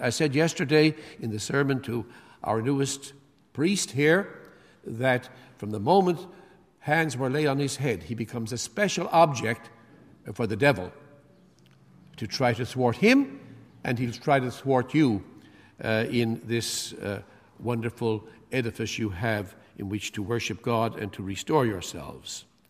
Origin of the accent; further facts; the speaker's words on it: Canada; I'm from Canada